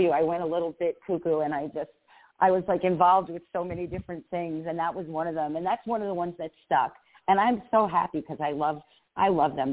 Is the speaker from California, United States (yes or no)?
no; Las Vegas, Nevada, United States; We're from Sin City, and you know Las Vegas is supposed to be.